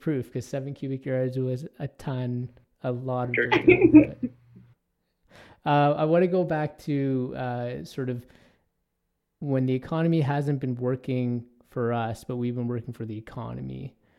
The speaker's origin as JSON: {"language": "English", "town": "Toronto", "region": "Ontario", "country": "Canada", "tie": "born or raised there", "moved": "yes", "lives_now": "Edmonton, Canada", "said": "I grew up in Toronto, which is a huge, obviously, urban environment."}